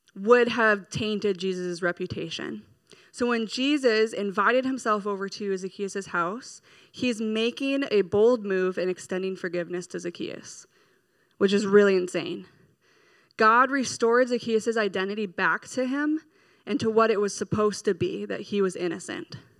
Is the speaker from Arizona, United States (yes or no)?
no; Minnesota, United States; We're from Minnesota